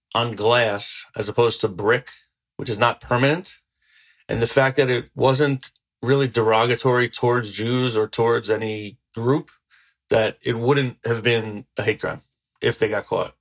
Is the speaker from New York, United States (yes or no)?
yes; New Rochelle, New York, United States; I grew up in New Rochelle and it's a very large city